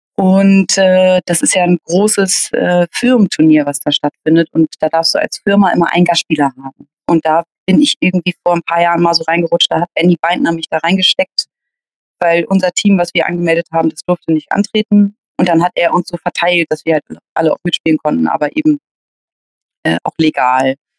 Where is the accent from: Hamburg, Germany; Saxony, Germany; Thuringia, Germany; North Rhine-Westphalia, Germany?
Hamburg, Germany; geboren in Hamburg, groß geworden hier auch.